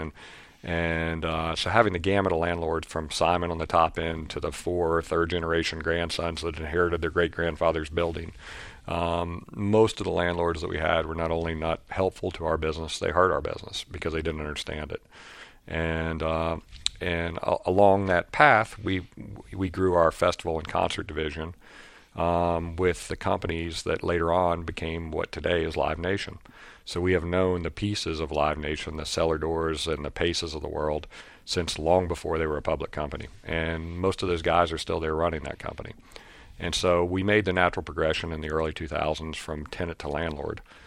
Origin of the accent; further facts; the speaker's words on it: Lewisburg, West Virginia, United States; my hometown in Lewisburg, West Virginia